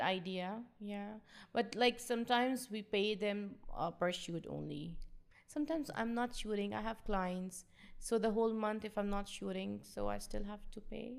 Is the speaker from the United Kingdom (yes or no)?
no; Pakistan; I'm from Pakistan